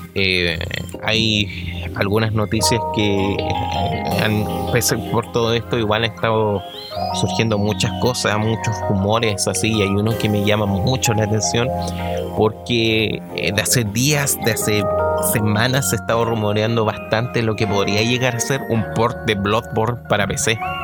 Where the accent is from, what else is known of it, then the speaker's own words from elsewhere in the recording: Chile; para nosotros como chilenos